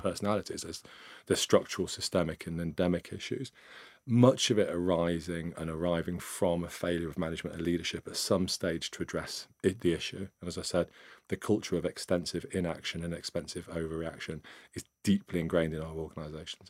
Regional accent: Nottingham, East Midlands, United Kingdom; I grew up in, uh, Nottingham, up in the East Midlands.

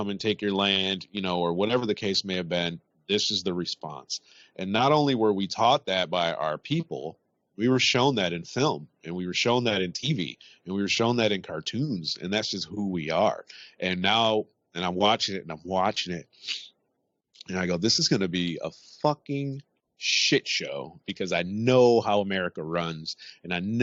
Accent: United States; now in United Kingdom; I'm American and I'm over here

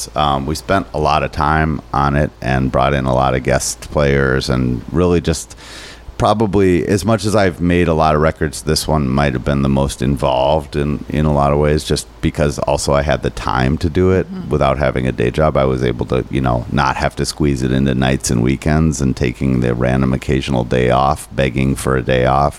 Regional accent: Minnesota, United States; I'm too Minnesotan.

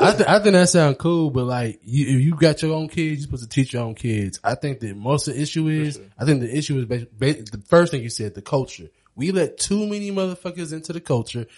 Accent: Charleston, South Carolina, United States; I grew up learning because I'm from Charleston.

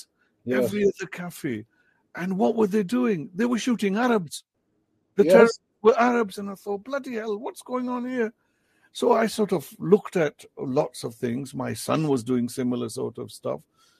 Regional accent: Punjab, Pakistan; first language Potohari; English is a second language; I write in English in Potohari, my mother tongue.

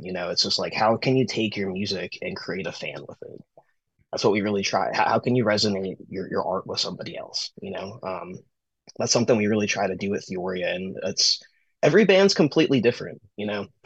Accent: Pennsylvania, United States; I started booking shows around my hometown. I started a company called uh, Recovery Promotions, which was like a uh, pretty much me just like reaching out to a bunch of other DIY promoters all across the state of Pennsylvania.

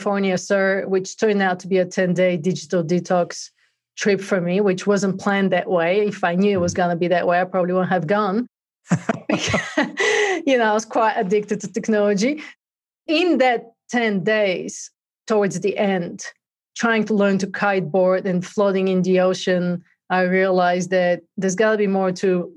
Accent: Bulgaria; moved away as an adult; now in United States; I grew up in Bulgaria, actually, and came to the US in 96

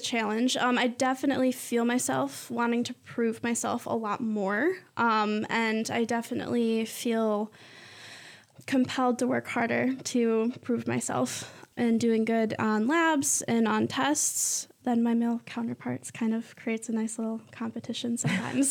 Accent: Mason, Michigan, United States; I'm from Mason

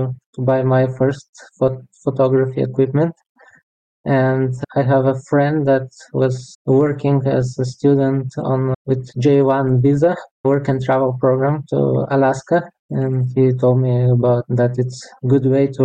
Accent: Bulgaria; moved away as an adult; now in Lithuania; I was born in Bulgaria in 1985, so now it's almost 38 years, and 16 of them I spent in Lithuania, but first 21 I spent in Bulgaria.

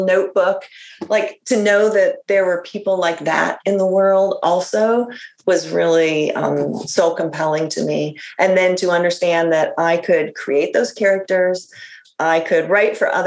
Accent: Iowa City, Iowa, United States; moved away; I grew up in Iowa in a college town. So, you know, a nice sort of the garden spot of Iowa, Iowa City

